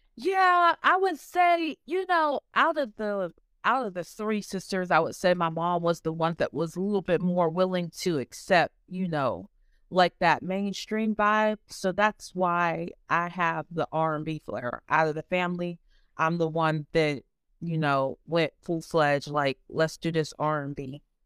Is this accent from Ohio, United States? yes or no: yes; Ohio, United States; I'm from Ohio. I've been here pretty much all my life